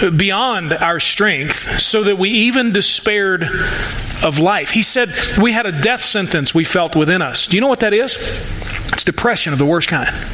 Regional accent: United States; American Christians

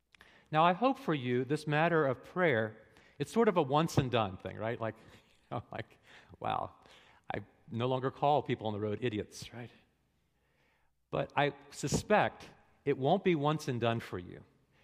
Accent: New England, United States; I'm from New England. All New Englanders cuss.

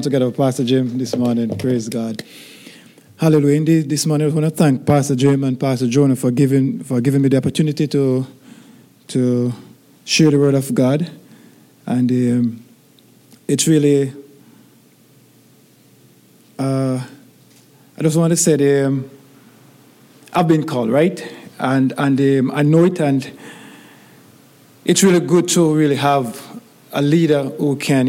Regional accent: Jamaica; moved away; growing up in Jamaica as a little boy.

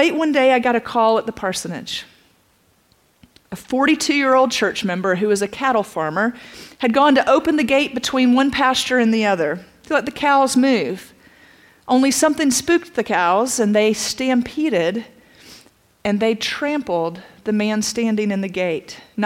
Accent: Statesboro, Georgia, United States; also born or lived in Atlanta, Georgia; I grew up in Statesboro

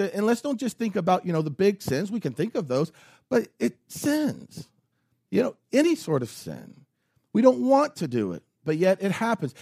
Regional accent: United States; As American Christians

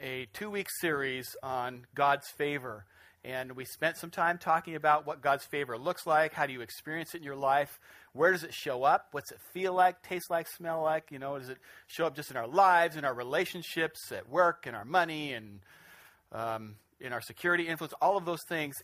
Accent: Spokane, Washington, United States; moved away; I grew up in Spokane

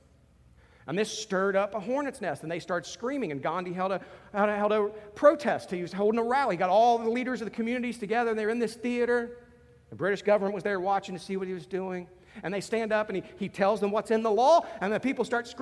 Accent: United States; I'm an American

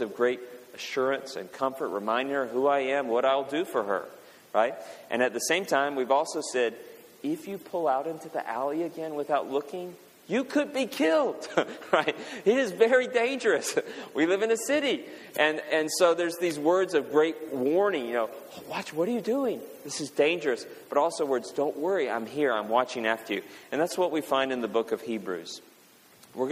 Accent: Kentucky, United States; I'm from Kentucky.

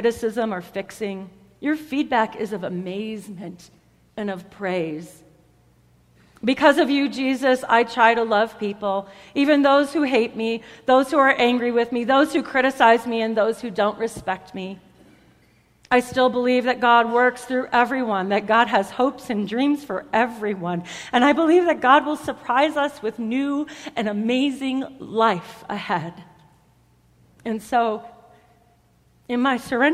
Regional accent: United States; I am an American

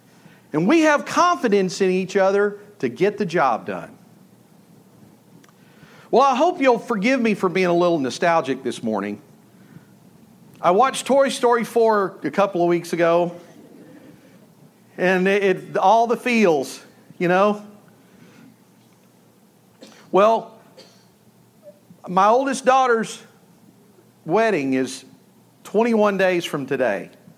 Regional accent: Malakoff, Texas, United States; I grew up in Malakoff, Texas

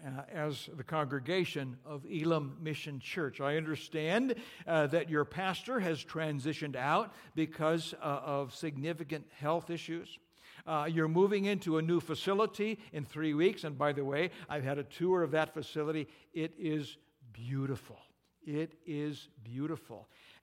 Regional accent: Pinehurst, North Carolina, United States; And then they say, well, we're from Pinehurst, North Carolina.

